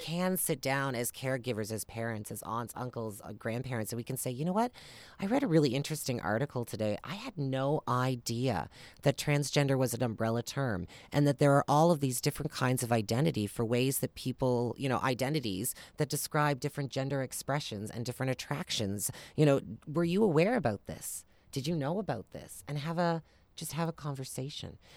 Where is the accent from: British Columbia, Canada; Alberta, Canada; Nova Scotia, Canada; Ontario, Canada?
Nova Scotia, Canada; Amherst; I grew up in Amherst, Nova Scotia, not too far away